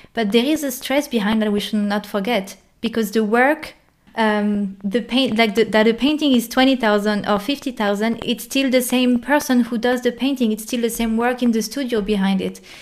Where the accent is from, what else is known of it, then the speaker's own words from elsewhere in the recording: France; moved away as an adult; now in Germany; i'm a french girl in germany